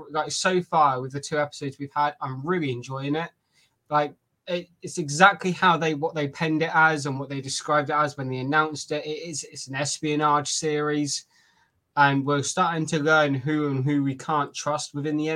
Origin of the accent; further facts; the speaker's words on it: United Kingdom; I'm British, not from New Zealand